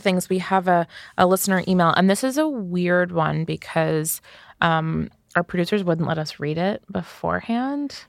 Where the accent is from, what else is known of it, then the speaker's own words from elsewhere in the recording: United States; as Americans